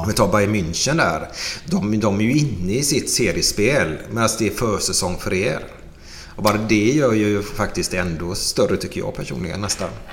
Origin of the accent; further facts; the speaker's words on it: Gothenburg, Västra Götaland, Sweden; uppe i Askim. Där det finns en liten dansbana där uppe. Mm. Där är jag uppvuxen